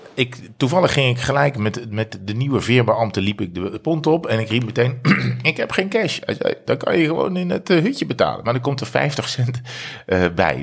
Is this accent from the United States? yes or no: no; Breda, North Brabant, Netherlands; uiteindelijk naar Breda, waar ik geboren